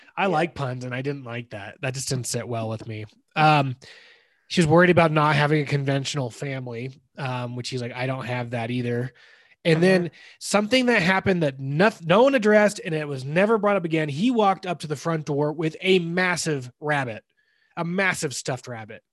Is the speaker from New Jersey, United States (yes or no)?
no; California, United States; now in Denver, United States; we grew up you and I grew up in California